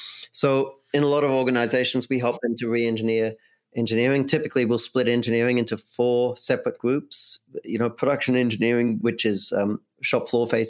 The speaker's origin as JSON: {"language": "English", "country": "Australia", "moved": "yes", "lives_now": "United States", "said": "I moved here from Australia, so we say diary in Australia."}